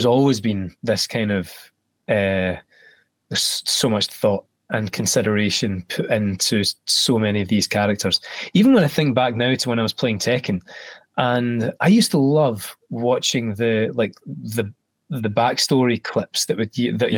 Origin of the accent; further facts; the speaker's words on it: Scotland, United Kingdom; especially being Scottish